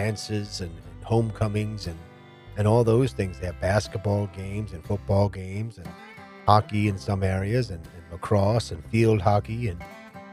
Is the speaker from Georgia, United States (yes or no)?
no; New Jersey, United States; Princeton, New Jersey, my home state